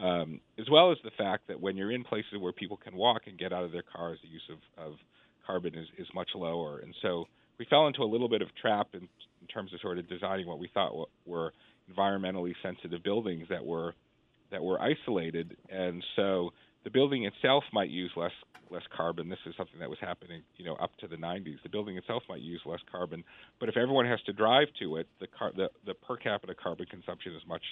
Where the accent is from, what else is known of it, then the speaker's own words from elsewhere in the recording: Boston, Massachusetts, United States; I grew up in Boston in the 1970s and 1980s